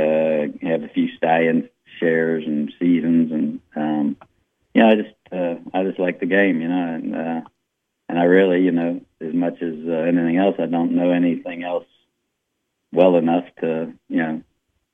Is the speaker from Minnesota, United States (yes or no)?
no; Walton, Kentucky, United States; also born or lived in Covington, Kentucky / New Orleans, Louisiana / Oklahoma / England; I was raised in Walton, in a town called Verona.